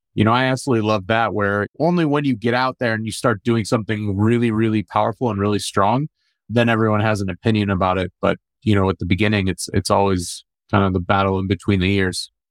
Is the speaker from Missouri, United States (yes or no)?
yes; St. Louis, Missouri, United States; also born or lived in Amman, Jordan; So I was born in Jordan, born in Amman, Jordan, raised in St. Louis